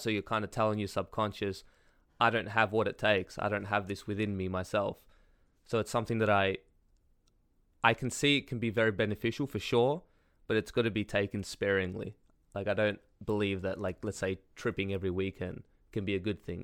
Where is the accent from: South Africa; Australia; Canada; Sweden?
Australia; I'm Australian